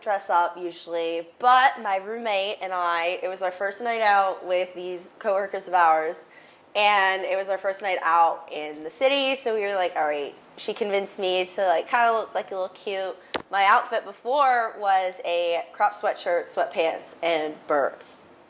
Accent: Delaware, United States; born there; now in Tampa, United States; I was born in Delaware, but I've lived all over.

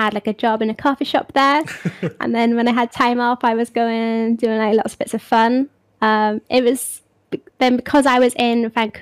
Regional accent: hometown an hour from Cardiff, Wales, United Kingdom; I love my hometown. I think I know how fortunate I am to live in such a beautiful part of the world

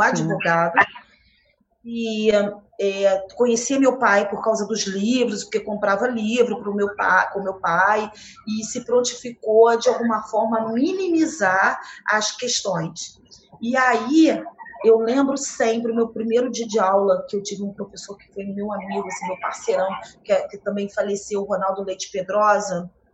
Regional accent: Rio de Janeiro, Brazil; also born or lived in Nova Friburgo; Carioca, do centro do Rio, da Lapa, da Rua

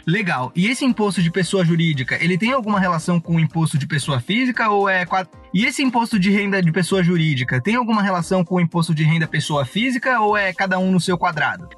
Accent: Rio do Sul, Santa Catarina, Brazil; moved away; Rio do Sul, a cidade da onde a Kate está falando, é a cidade de onde eu vim

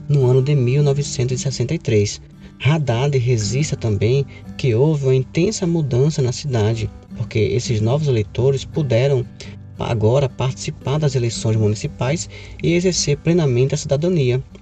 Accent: Brazil; Eu, como brasileiro, fico muito feliz por saber que Paulo Freire é devidamente reconhecido e estudado no exterior

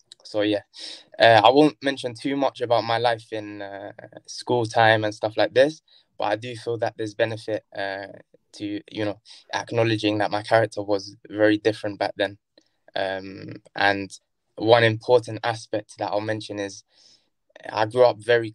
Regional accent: Brighton, South East England, United Kingdom; also born or lived in Kilburn, London; I was born in Kilburn, Northwest London. And then shortly afterwards, we moved to Brighton.

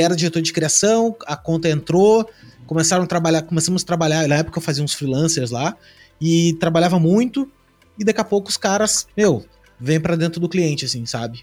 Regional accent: Rio Grande do Sul, Brazil; eu sou do Rio Grande do Sul

